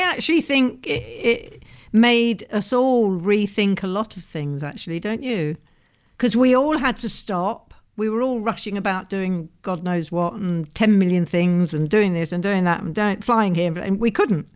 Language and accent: English; England, United Kingdom; as an English person